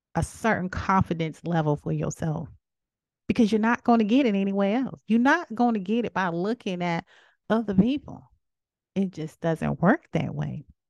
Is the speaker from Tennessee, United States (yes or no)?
no; South Carolina, United States; I am from South Carolina.